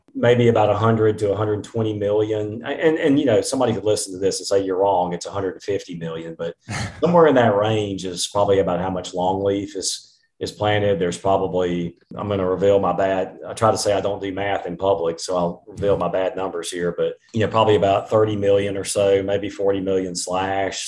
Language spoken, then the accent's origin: English; eastern Mississippi, United States; when I was growing up in Mississippi, I on some of our land in eastern Mississippi